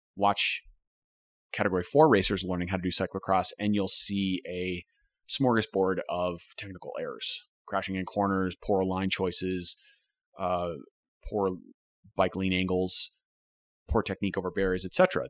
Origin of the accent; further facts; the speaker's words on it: United States; As American writers